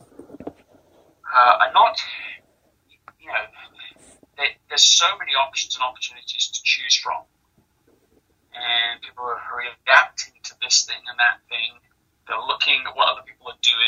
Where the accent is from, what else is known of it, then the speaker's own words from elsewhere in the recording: England, United Kingdom; I was born and raised in England.